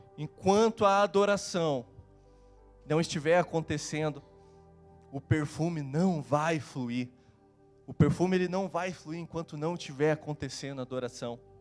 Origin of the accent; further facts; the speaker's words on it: Curitiba, Paraná, Brazil; eu sou de Curitiba